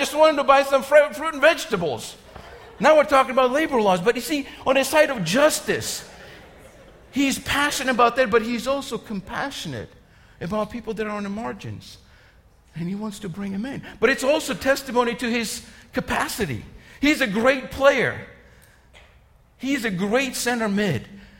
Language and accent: English; Georgia, United States; You know, growing up in Georgia, I've talked about this. We didn't have many sports options, okay?